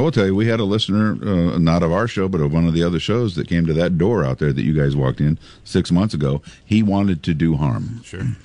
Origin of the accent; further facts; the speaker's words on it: Pekin, Illinois, United States; when i was a little boy growing up in Pekin